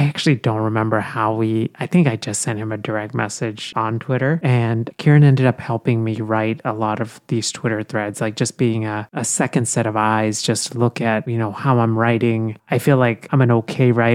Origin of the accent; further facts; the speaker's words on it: India; now in United States; I was born in India and I grew up in India